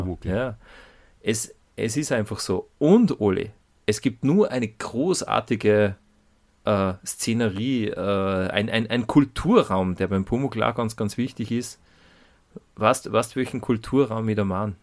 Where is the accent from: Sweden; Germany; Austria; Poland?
Austria; Salzburg; accent: Salzburgish dialect; wie in unserem Fall salzburgerischen Mundart